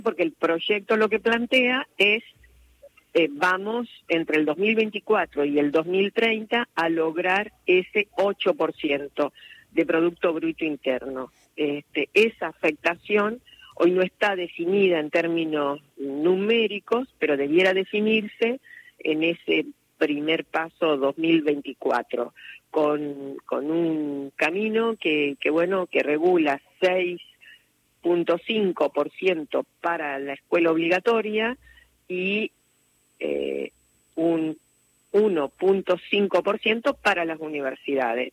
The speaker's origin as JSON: {"language": "Spanish", "country": "Argentina", "said": "nosotros como argentinos argentinos"}